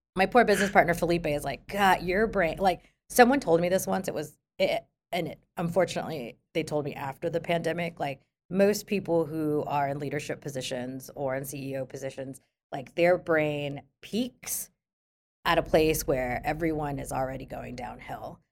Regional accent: Philippines; moved away; I grew up in the Philippines

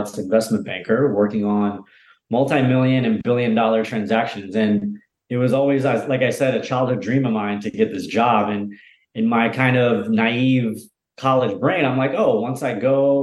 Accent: Delaware, United States; moved away as an adult; also born or lived in New York City / Venice, Los Angeles / Bali; I grew up in Delaware, a couple hours south of New York City

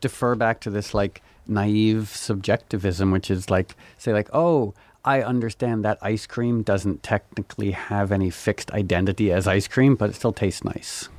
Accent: New York, United States; I was born in New York

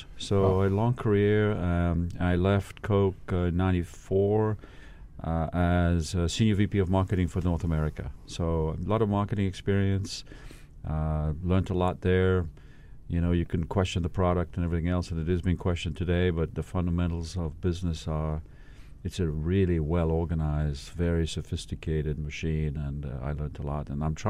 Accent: Katanga, DR Congo; born there; Yeah, in the Congo. So I have a, you know, my parents were born there, my grandparents were born there, so we have a long history.

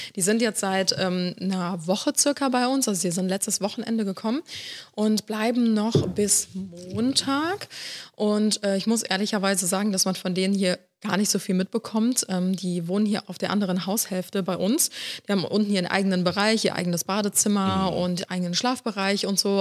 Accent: Cologne, North Rhine-Westphalia, Germany; also born or lived in Ulm; wir sind beide in Köln aufgewachsen

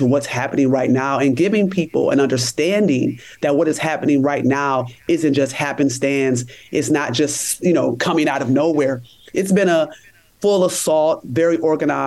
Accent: Rochester, New York, United States; I'm from Rochester, New York. And I went to a really big high school in upstate New York

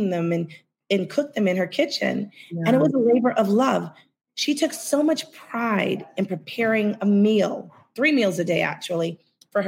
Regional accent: New York City, New York, United States; I am definitely born, bred, and buttered

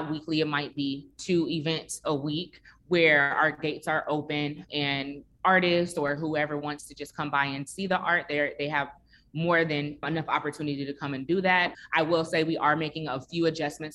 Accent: Chicago, Illinois, United States; now in Atlanta, United States; I am originally from Chicago and I grew up very, very close to my neighbors in my neighborhood as well

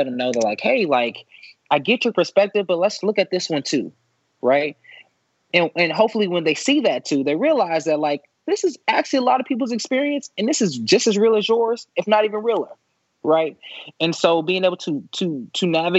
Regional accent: Dallas, Texas, United States; I'm from Dallas, Texas. And so I grew up in the South.

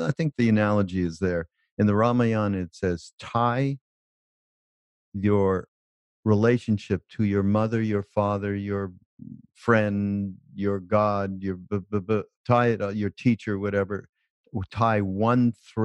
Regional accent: Canada; I'm from Canada. We don't say turd

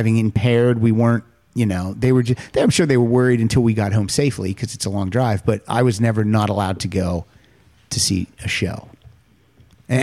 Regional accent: Pennsylvania, United States; I grew up in small town Pennsylvania.

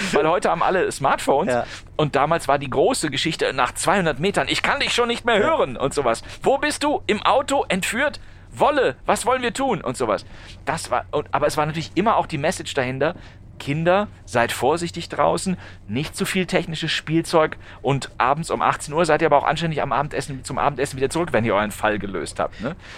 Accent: North Rhine-Westphalia, Germany; ich bin in, in, äh, in Nordrhein-Westfalen aufgewachsen

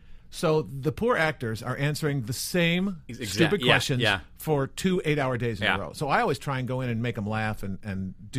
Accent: Chicago, Illinois, United States; moved away as an adult; now in Los Angeles, United States; I'm from Chicago originally

